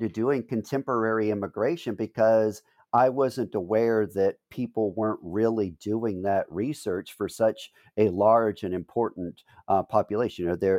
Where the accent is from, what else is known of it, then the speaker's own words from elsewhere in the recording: New Orleans, Louisiana, United States; I was born and raised in New Orleans.